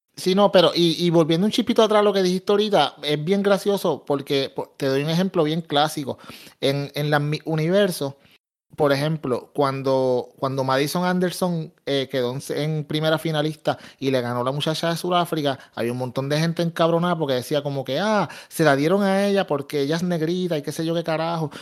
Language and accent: Spanish; Puerto Rico; soy puertorriqueño, pero dentro de los puertorriqueños soy de los más oscuros